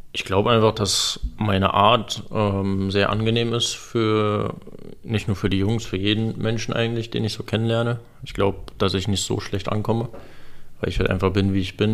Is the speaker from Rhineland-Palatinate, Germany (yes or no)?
no; Berlin, Germany; moved away as an adult; also born or lived in Moscow, Russia; now in Freiburg, Germany; Ich bin auf jeden Fall ein Großstadttyp, keine Frage, ich bin Berliner.